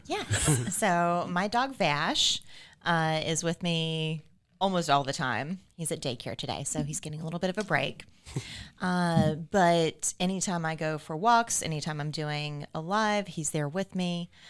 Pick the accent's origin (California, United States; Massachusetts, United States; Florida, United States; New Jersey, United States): Florida, United States; rural Florida Panhandle, United States; now in Savannah, United States; I grew up in rural Florida